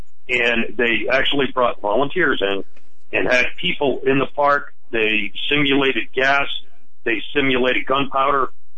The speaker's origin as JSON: {"language": "English", "region": "Massachusetts", "country": "United States", "tie": "born or raised there", "moved": "as an adult", "lives_now": "New Hampshire, United States", "said": "So I grew up in Massachusetts. I have family members that still live there, but I chose to leave when Mike Dukakis was there, because it was Taxachusetts at the time when I was 18 years old, and I never looked back."}